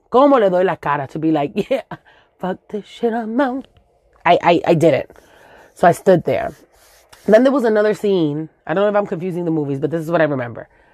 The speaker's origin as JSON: {"language": "English", "town": "New York City", "region": "New York", "country": "United States", "tie": "born or raised there", "first_language": "Spanish", "second_language": "English", "said": "I grew up in Los Sures in Williamsburg"}